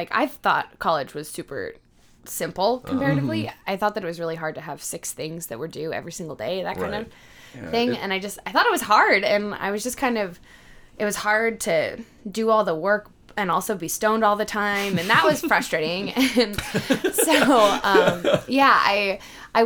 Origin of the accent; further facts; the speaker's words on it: Lake Tapps, Washington, United States; also born or lived in Auburn, Washington; I'm from Lake Taps, Washington, which is just a little over 2 hours south of here, and is a weird, freakish place